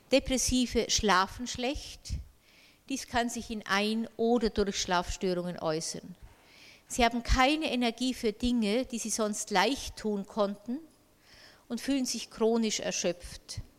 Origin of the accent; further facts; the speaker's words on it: Bavaria, Germany; Ich kann das Wort Dysphorie äh, nur also mit äh, einem bayerischen Wort äh, übersetzen. Ich stamme ja aus Bayern.